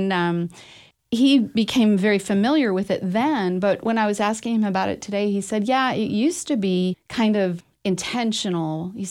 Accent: Massachusetts, United States; also born or lived in New Hampshire / Ohio; now in Texas, United States; I grew up in Massachusetts, New Hampshire, Ohio, and then got to Texas in 1980 and have kind of flitted around since, but consider this area my home.

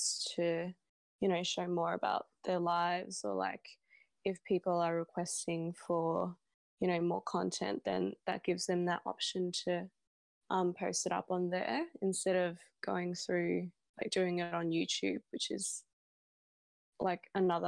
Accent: Melbourne, Victoria, Australia; I was born in Melbourne, Australia.

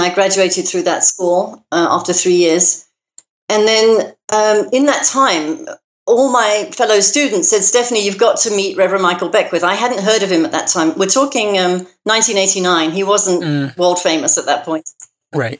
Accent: London, United Kingdom; now in United States; you can probably hear from my accent that I wasn't born in America. I was uh-huh. born in uh-huh. London, in Great Britain

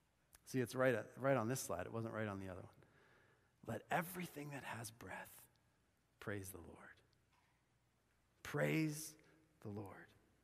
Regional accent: Bolivia; But I remember hearing someone playing the saw when I was growing up in Bolivia.

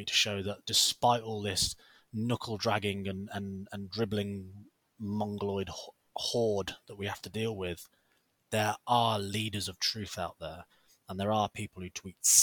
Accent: United Kingdom; we're British.

